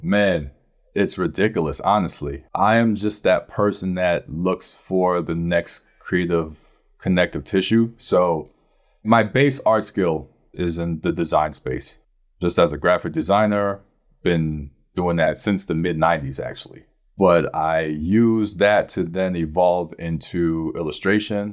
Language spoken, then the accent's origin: English; New York City, New York, United States; I'm from Brooklyn